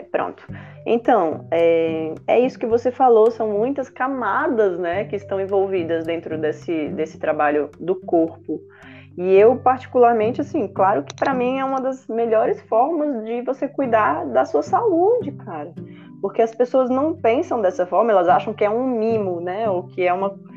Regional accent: Brasília, Federal District, Brazil; eu sou de Brasília, né? Eu moro aqui

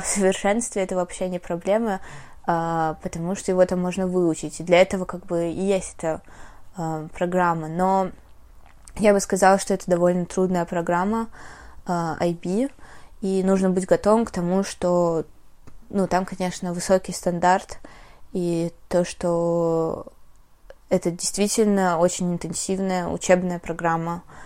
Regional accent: Russia; first language Russian; moved away; also born or lived in Armenia / United States; в нашем российском, мне кажется, мышлении

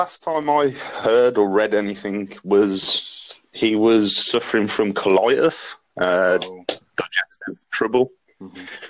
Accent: Birmingham, West Midlands, United Kingdom; I'm from UK, Birmingham.

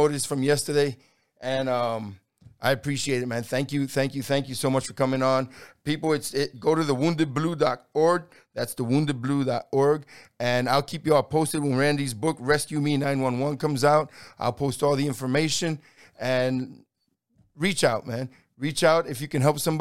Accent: New York City, New York, United States; I grew up in New York City during the 70s and 80s

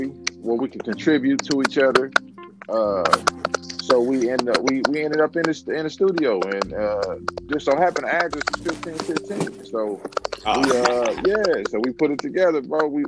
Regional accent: Compton, California, United States; also born or lived in Portland; now in Las Vegas, United States; I'm originally from Compton, California. I lived in Portland. Now I'm living in Vegas

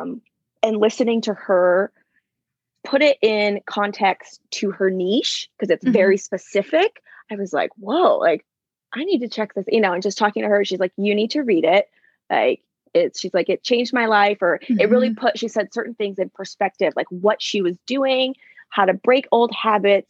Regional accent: California, United States; now in Napa, United States; I wasn't raised here. I was born still in California, but probably, how far am I? Maybe like 30, 45 minutes away.

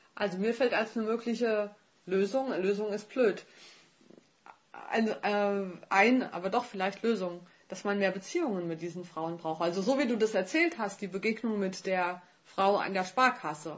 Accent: Germany; Ich als Deutsche

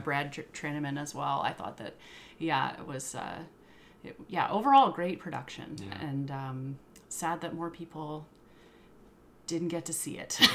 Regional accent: Yukon, Canada; now in Victoria, Canada; I was born and raised in the Yukon

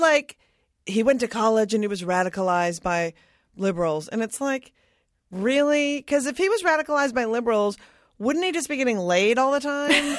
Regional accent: Minnesota, United States; I'm from Minnesota.

